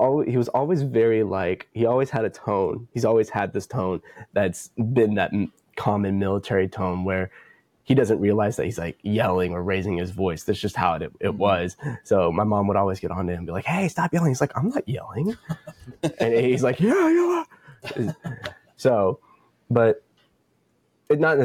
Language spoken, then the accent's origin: English; Canyon, Texas, United States; I'm from Canyon, so it's outside of Amarillo